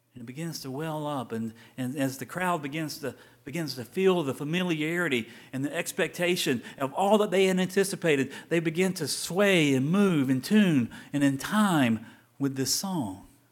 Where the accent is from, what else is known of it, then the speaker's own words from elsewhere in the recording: Tallahassee, Florida, United States; growing up in Tallahassee and having season tickets